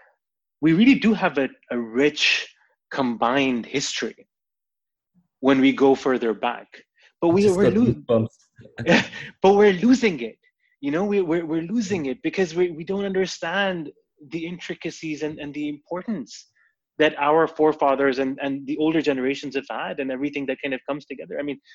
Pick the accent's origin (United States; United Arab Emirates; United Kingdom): United Arab Emirates; Dubai; also born or lived in Canada; now in Pakistan; for myself, a Pakistani, born and raised in Dubai, spent a time in Canada, moved back to Dubai, now I'm in Pakistan.